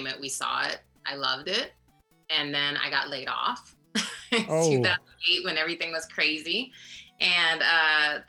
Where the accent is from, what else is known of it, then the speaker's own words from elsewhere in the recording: Des Moines, Iowa, United States; moved away as an adult; also born or lived in San Diego; I'm from Des Moines, Iowa